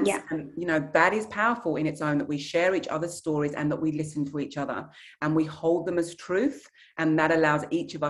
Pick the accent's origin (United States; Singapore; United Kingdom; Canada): United Kingdom; England; my heritage is Nigerian, where women are not quiet and they are not meek. But I was raised in England